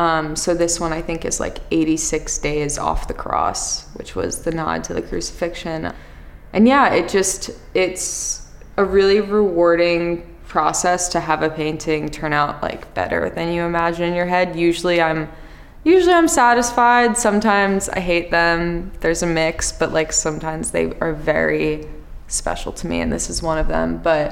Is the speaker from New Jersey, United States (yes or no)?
yes; New Jersey, United States; So I grew up, I told you I grew up in New Jersey. My family is from New York, but they moved there when they had me